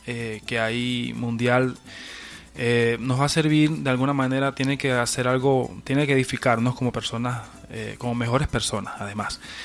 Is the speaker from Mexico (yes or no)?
no; Venezuela; moved away as an adult; now in Peru; mis últimos ocho años en Venezuela, este, mi modo de, de sustento y de vida